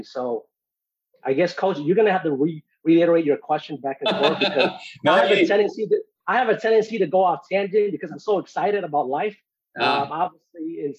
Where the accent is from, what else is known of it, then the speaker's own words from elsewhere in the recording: Minneapolis, Minnesota, United States; moved away as an adult; also born or lived in Phoenix, Arizona; now in Dallas, United States; I'm actually originally born in Minneapolis, Minnesota. Moved out to Phoenix, Arizona about 8 years ago. Currently stationed in Dallas.